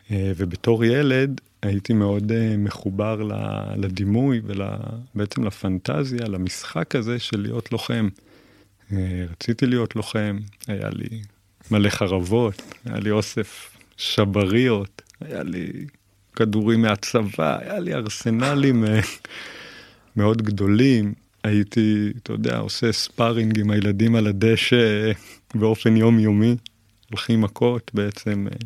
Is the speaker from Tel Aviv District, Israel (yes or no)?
no; Kabri, Northern District, Israel; אני היום בן 40, אה, יליד קיבוץ כברי